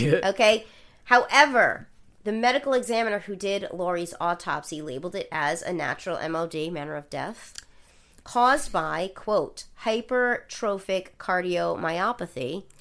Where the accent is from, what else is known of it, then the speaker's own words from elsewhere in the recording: Rhode Island, United States; my home state of the state of Rhode Island